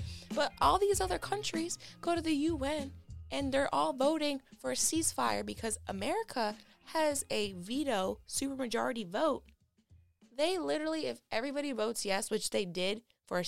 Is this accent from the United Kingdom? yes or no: no; United States; we're here as American citizens